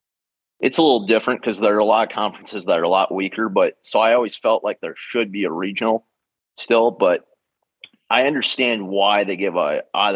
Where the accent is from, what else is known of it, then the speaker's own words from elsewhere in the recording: Brainerd, Minnesota, United States; now in Sea Island, United States; I grew up in Brainerd, Minnesota, which for those of you who don't know is 2 hours north of the Twin Cities. It's the small town where the sheriff is from in the movie Fargo.